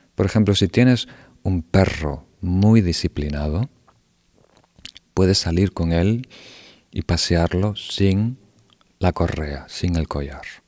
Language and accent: Spanish; Uruguay; Yo nací en Uruguay